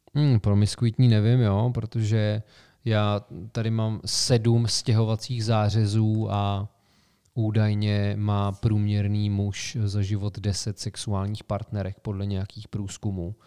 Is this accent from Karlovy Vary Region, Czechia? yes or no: yes; Sokolov, Karlovy Vary Region, Czechia; moved away as an adult; also born or lived in Prague; now in Plzeň, Czechia; Já jsem se poprvé stěhoval na vysokou školu, že jo? ze Sokolova do Plzně.